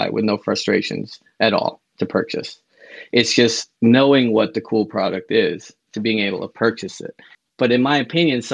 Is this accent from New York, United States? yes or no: yes; New York City, New York, United States; moved away as an adult; also born or lived in Brooklyn / Astoria / Chinatown, New York; now in Boston, United States; I was born in Brooklyn, lived in Queens, pretty much grew up in Queens